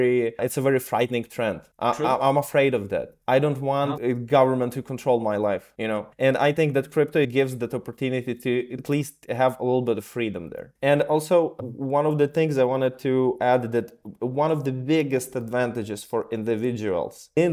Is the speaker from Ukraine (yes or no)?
yes; Ukraine; moved away; I'm originally from Ukraine